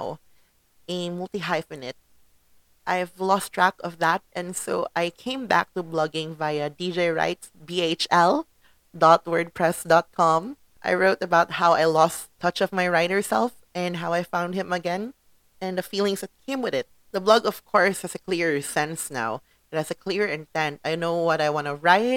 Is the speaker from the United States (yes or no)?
no; Philippines; I am a Filipino in the Philippines